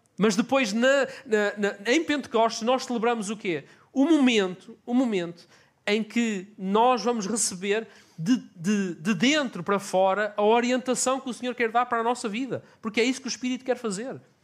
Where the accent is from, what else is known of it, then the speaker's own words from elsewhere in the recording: Portugal; eu digo, por exemplo, que sou português